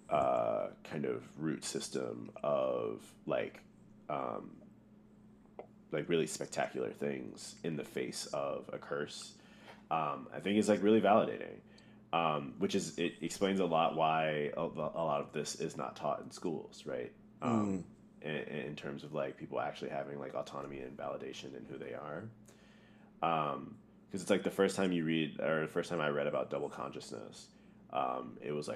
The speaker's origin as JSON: {"language": "English", "region": "Missouri", "country": "United States", "tie": "born or raised there", "said": "Growing up in Missouri, it's very segregated."}